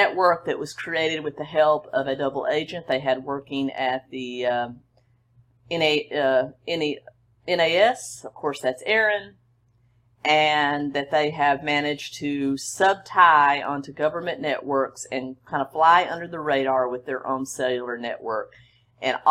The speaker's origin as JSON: {"language": "English", "region": "the South", "country": "United States", "tie": "born or raised there", "said": "I grew up in the South"}